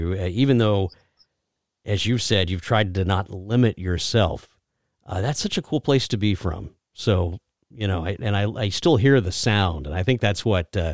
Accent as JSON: {"language": "English", "region": "Texas", "country": "United States", "tie": "born or raised there", "moved": "yes", "said": "my home state of Texas"}